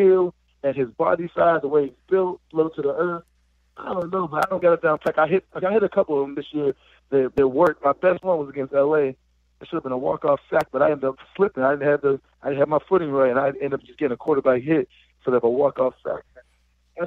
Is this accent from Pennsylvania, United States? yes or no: yes; Pittsburgh, Pennsylvania, United States; moved away as an adult; I'm from Pittsburgh